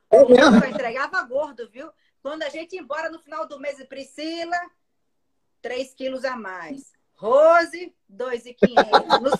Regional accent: Brasília, Federal District, Brazil; also born or lived in Natal; Porque eu nasci aqui em Natal, mas com nove meses, meu pai foi eleito deputado federal. Então, a gente foi morar em Brasília e logo depois ele foi senador. Então, os meus primeiros dez anos de vida, eu aprendi a falar em Brasília.

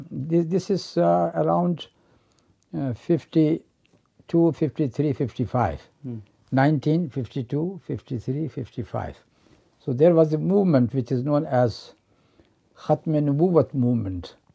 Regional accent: Pakistan; also born or lived in India; I was born there in November 1942. Mm. And uh, from there, our family migrated to Pakistan in 1948

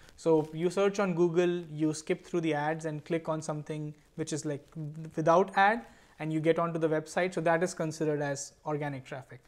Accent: Mumbai, Maharashtra, India; now in San Francisco Bay Area, United States; I am from Bombay, right now living in the San Francisco Bay Area

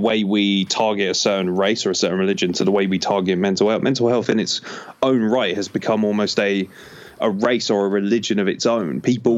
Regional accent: England, United Kingdom; born there; I was born in England, so realistically I'm not really anything other than an appearance.

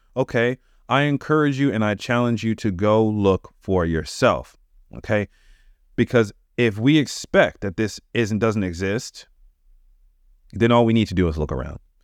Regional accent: United States; I'm American. That's where I live

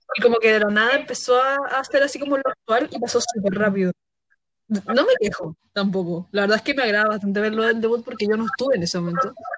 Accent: Concepción, Biobío, Chile; nosotros somos de Conce

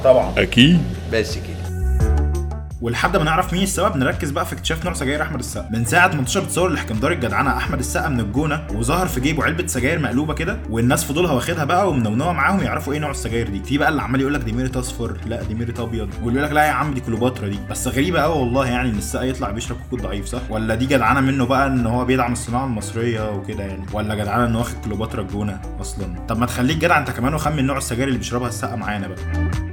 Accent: Egypt; عندنا في مصر

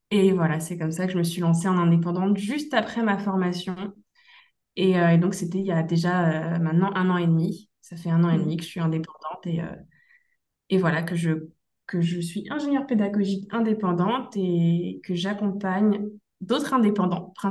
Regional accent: Brittany, France; moved away as an adult; now in Thailand; je suis originaire euh, de Bretagne, euh, je suis, une Bretonne pure beurre de base, donc c'est vrai que quitter sa Bretagne natale, c'est pas toujours facile

